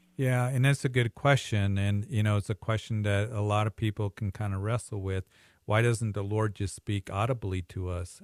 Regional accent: Greeley, Colorado, United States; my hometown Greeley

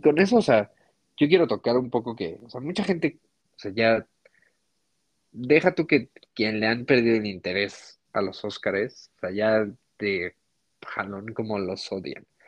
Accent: Mexico; nosotros que, no sé, vivimos en México

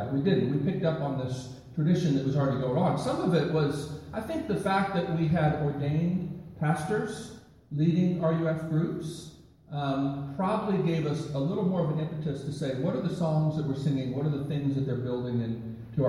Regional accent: Baltimore, Maryland, United States; moved away as an adult; also born or lived in Boston; now in Nashville, United States; I grew up in Baltimore

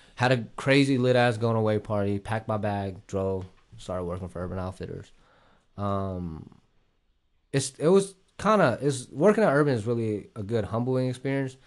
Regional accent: Columbus, Ohio, United States; also born or lived in Vietnam; I'm actually from Ohio, like, Columbus, Ohio.

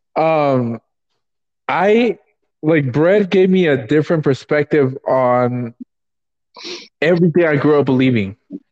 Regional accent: Los Angeles, California, United States; moved away; I'm from South Central.

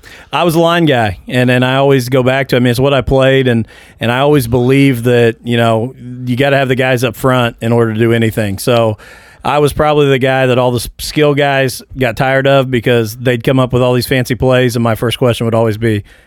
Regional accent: Mitchell, Indiana, United States; I grew up in Mitchell, Indiana.

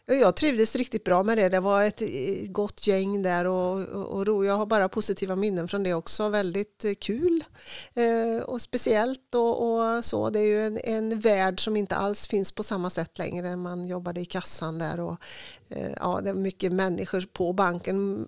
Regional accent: Tidaholm, Västra Götaland, Sweden; also born or lived in Uddevalla / Härnösand; Jag är född i Uddevalla men jag är uppvuxen i Tidaholm får man väl säga

